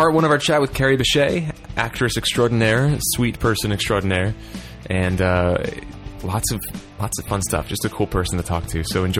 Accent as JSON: {"language": "English", "town": "Philadelphia", "region": "Pennsylvania", "country": "United States"}